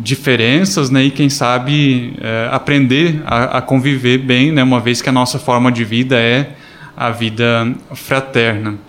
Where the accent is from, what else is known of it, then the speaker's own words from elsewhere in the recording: Imbuia, Santa Catarina, Brazil; moved away; Eu sou natural de Santa Catarina, de Imbuia